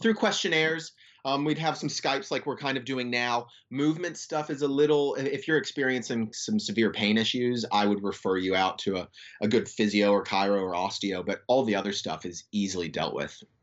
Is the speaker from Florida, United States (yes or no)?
yes; Florida, United States; moved away as an adult; now in Western Australia, Australia; I grew up in Florida